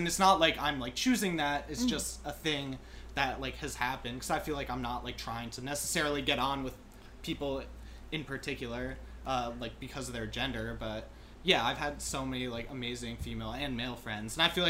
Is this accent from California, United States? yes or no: no; Hoboken, New Jersey, United States; now in New York City, United States; I grew up in Hoboken, New Jersey.